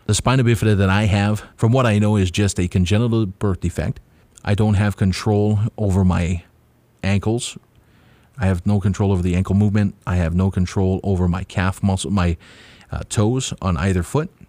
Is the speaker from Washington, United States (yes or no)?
no; Kauai, Hawaii, United States; also born or lived in Oahu; I was born here on Kauai.